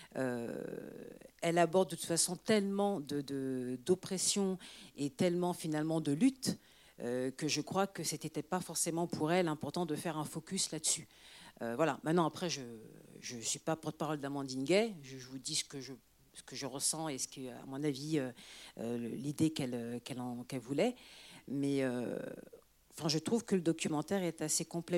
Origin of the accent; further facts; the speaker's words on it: France; also born or lived in Senegal (parents); je suis française